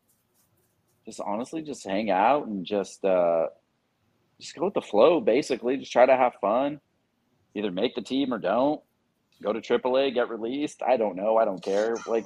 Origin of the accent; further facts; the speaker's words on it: Los Angeles, California, United States; I'm a city boy. I'm from Los Angeles.